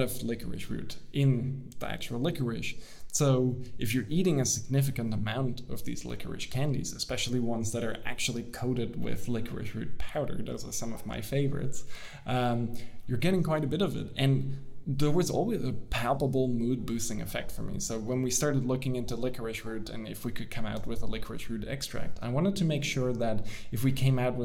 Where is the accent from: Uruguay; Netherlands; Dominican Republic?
Netherlands; moved away as an adult; also born or lived in United States; I'm from the Netherlands now